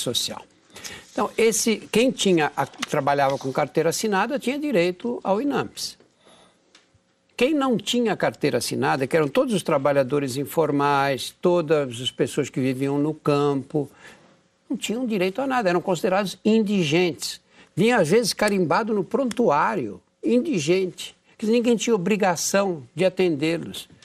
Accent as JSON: {"language": "Portuguese", "region": "São Paulo", "country": "Brazil", "tie": "born or raised there", "said": "quando eu era menino, nasci no Brás, é um bairro da Zona Leste de São Paulo, o primeiro bairro da Zona Leste, bairro operário."}